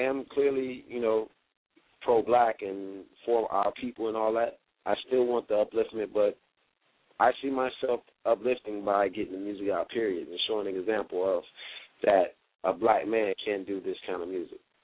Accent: Miami, Florida, United States; I'm a Miami native.

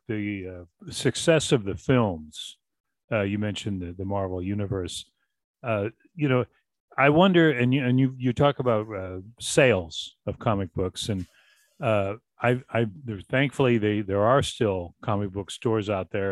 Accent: Boston, Massachusetts, United States; growing up in Boston

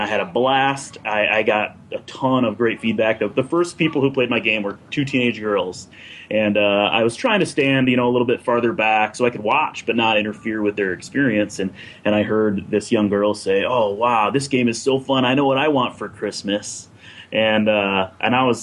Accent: Flint, Michigan, United States; I grew up in Flint, Michigan, which is the birthplace of General Motors

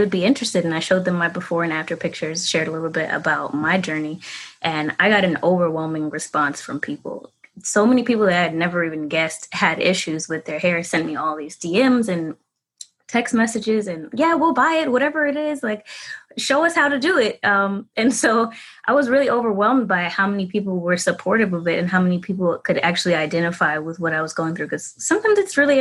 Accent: New York City, New York, United States; I'm from the Bronx, New York

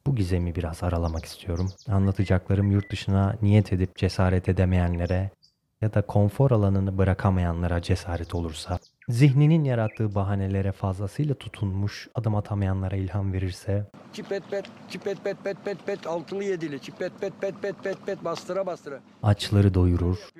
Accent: Turkey; also born or lived in Kalkan / Istanbul

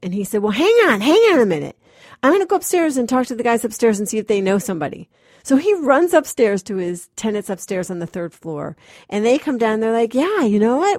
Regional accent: Massachusetts, United States; moved away as an adult; I'm this actress from Massachusetts

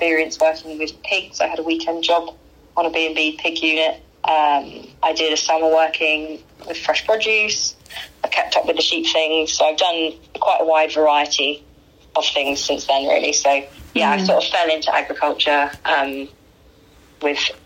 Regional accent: Croydon, London, United Kingdom; I was born in London, Croydon, South London, and grew up in South London

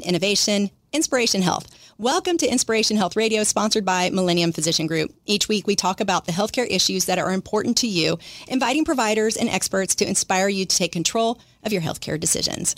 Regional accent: Dallas, Texas, United States; I grew up in Dallas

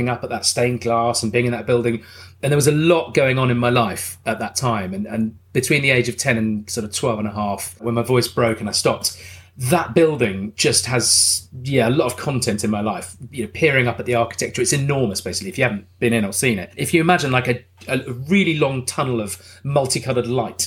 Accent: Jersey; also born or lived in Darlington, County Durham, England; I was born in County Durham, and then we did move to Jersey when I was, I think, 3 or 4 years old.

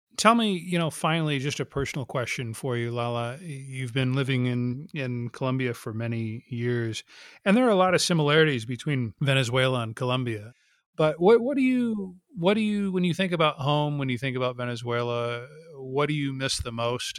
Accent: United States; I'm American.

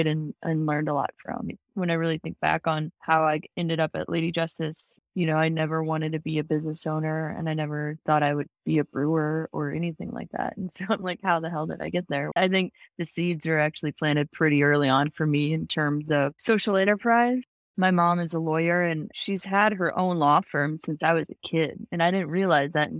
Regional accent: St. Louis, Missouri, United States; I grew up in St. Louis

